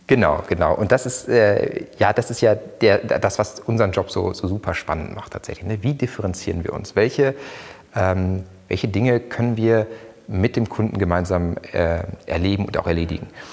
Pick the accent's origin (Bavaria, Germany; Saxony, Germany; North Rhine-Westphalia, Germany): North Rhine-Westphalia, Germany; Ruhr area; Ich komme aus dem Ruhrgebiet, da ist man echt, deshalb pur